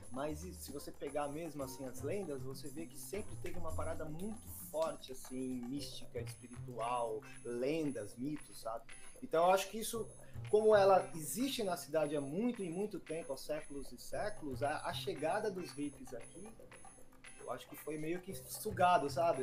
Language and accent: Portuguese; Embu das Artes, São Paulo, Brazil; eu cheguei no Imbu com, três meses de, de idade